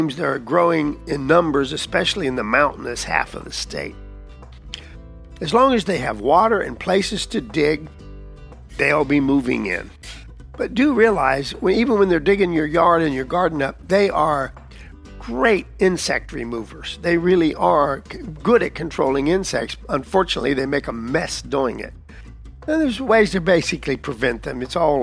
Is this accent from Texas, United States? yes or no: yes; Texas, United States; I'm from Texas, or at least most of my life